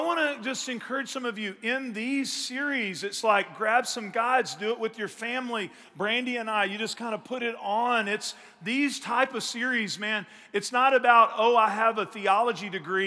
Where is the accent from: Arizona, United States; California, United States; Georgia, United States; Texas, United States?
Texas, United States; East; I grew up in East Texas